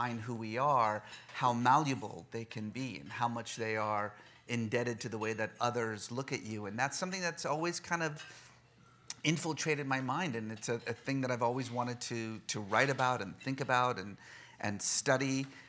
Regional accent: Bay Area, California, United States; also born or lived in Oklahoma; realizing America is actually quite larger than just Oklahoma, we headed west, like so many do, and I grew up mostly in the Bay Area in the 1980s, which wasn't the best time in the world to be either Iranian or Muslim in America

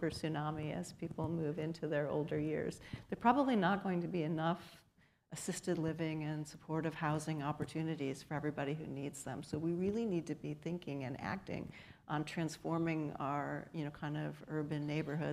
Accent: Chicago, Illinois, United States; now in Cleveland, United States; I grew up in Chicago, so when I moved to Cleveland

